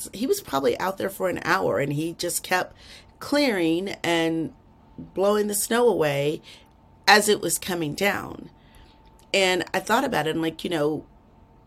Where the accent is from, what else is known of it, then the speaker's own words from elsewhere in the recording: Texas, United States; I'm from Texas